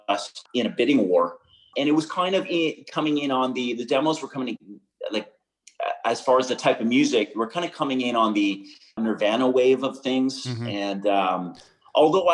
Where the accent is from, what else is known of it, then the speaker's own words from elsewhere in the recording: Pembroke, Ontario, Canada; also born or lived in Montreal; I had spent my first 18 years growing up in Pembroke